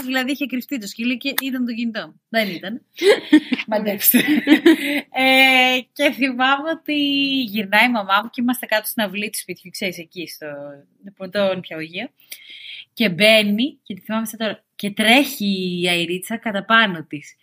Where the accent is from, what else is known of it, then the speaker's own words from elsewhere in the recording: Corfu, Ionian Islands, Greece; μεγάλωσα στην Κέρκυρα